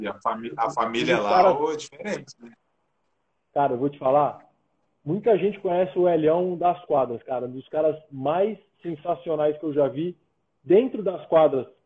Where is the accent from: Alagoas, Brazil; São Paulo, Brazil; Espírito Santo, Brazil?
São Paulo, Brazil; now in São José dos Campos, Brazil; Não é, não é a minha cidade de coração, eu sou de São Paulo.